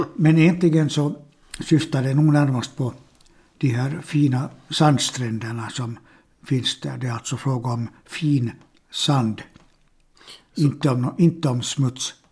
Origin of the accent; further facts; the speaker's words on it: Finland; first language Swedish; jag har bott 62 år i det här landet, Finland, och mitt modersmål är svenska.